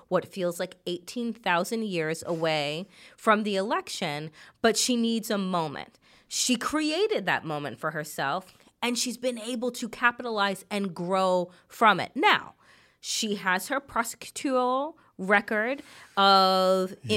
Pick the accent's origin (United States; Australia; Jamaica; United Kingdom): Jamaica; As a Jamaican